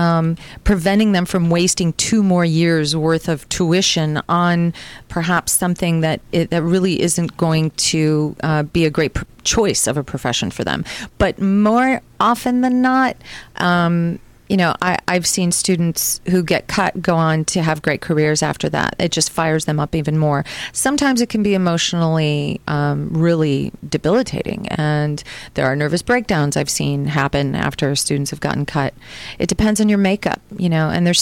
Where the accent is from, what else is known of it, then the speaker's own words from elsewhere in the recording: Milwaukee, Wisconsin, United States; moved away; in high school, I went to an arts high school in Milwaukee